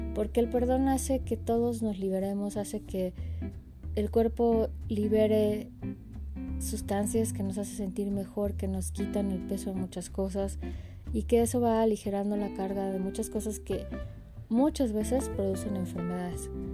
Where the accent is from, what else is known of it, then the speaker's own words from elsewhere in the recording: Mexico; soy mexicana